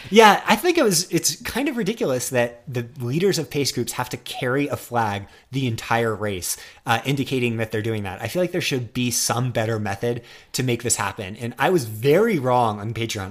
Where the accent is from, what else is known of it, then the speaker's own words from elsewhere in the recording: United States; I'm such an American